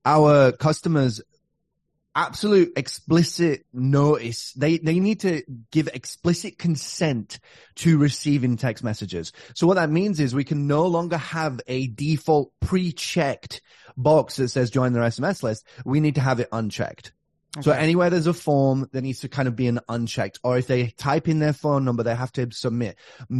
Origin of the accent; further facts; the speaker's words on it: Australia; moved away; I'm from Australia